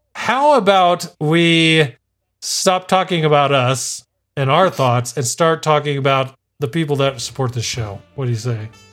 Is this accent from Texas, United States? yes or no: yes; El Paso, Texas, United States; now in Arizona, United States; I was born in El Paso, Texas, which is basically Mexico